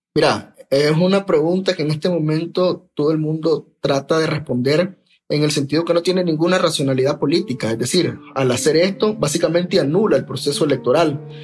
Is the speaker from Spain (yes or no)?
no; Nicaragua; soy nicaragüense y periodista